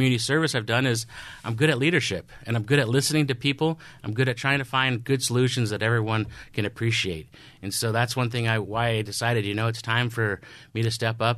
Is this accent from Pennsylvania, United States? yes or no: no; Indianapolis, Indiana, United States; I'm from Indianapolis, Indiana. That's where my father still resides, right outside Indianapolis.